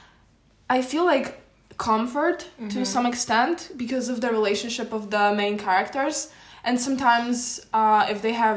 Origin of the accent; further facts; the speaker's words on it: Poland; now in Paris, France; I'm from Poland.